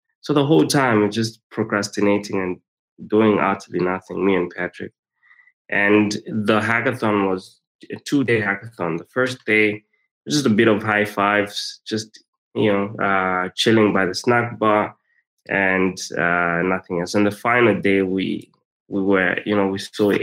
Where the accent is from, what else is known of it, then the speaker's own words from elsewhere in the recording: Zambia; I'm from Zambia